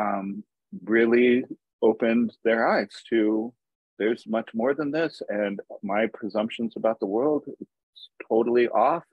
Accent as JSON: {"language": "English", "country": "United States", "tie": "born or raised there", "also_born_or_lived": "Tacoma, Washington", "moved": "as an adult", "lives_now": "Seattle, United States", "said": "I grew up in uh, the desert, actually, in the Mojave Desert"}